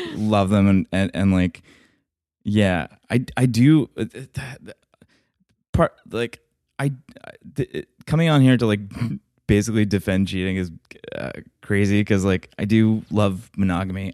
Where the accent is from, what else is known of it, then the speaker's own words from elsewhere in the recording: Atlanta, Georgia, United States; moved away; also born or lived in Alabama; I'm from Atlanta